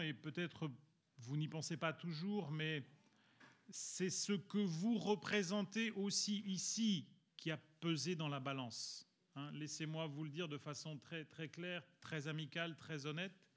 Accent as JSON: {"language": "French", "country": "Belgium", "tie": "born or raised there", "also_born_or_lived": "Italy", "moved": "yes", "lives_now": "France", "said": "je suis italien, vous savez que j'ai grandi en Belgique où il fait quand même relativement froid"}